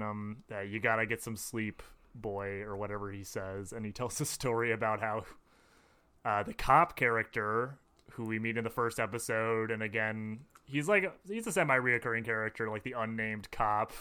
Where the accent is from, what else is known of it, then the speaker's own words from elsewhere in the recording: Madison, Wisconsin, United States; I grew up in Madison.